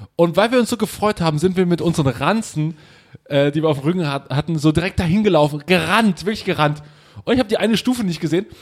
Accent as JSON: {"language": "German", "region": "East Germany", "country": "Germany", "said": "bei uns im Osten"}